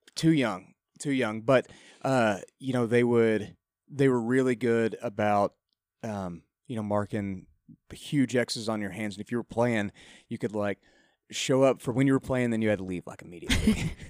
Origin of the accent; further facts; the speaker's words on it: Lubbock, Texas, United States; moved away as an adult; also born or lived in College Station, Texas; now in Nashville, United States; I grew up in Lubbock, but went to school at Texas A&M.